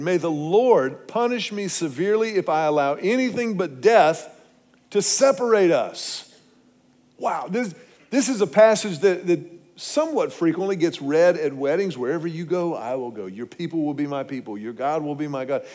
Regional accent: Houston, Texas, United States; now in Austin, United States; I grew up in Houston.

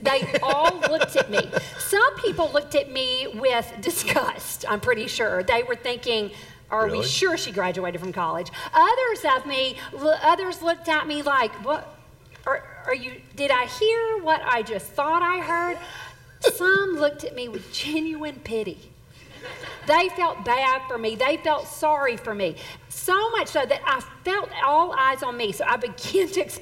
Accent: Southern Mississippi, United States; born or raised there; moved away as an adult; now in Texas, United States

